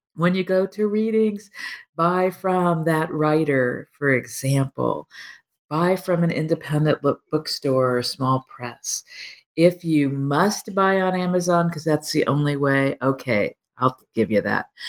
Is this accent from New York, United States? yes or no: no; Texas Panhandle, United States; I grew up in the Texas Panhandle